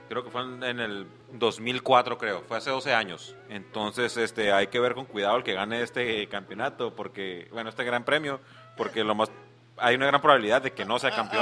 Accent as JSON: {"language": "Spanish", "country": "Mexico", "said": "como soy mexicano"}